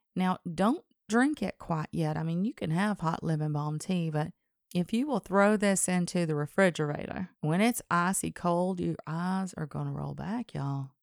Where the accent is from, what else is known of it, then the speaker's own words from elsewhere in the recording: Alabama, United States; accent: Southern; I was from Alabama.